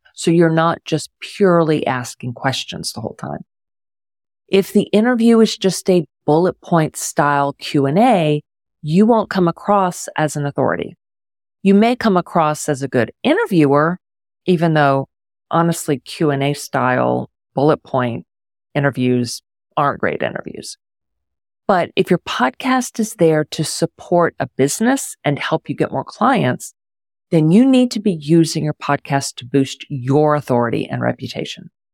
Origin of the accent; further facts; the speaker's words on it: Houston, Texas, United States; also born or lived in Pittsburgh; now in Houston, United States; When I was moving back to my hometown of Houston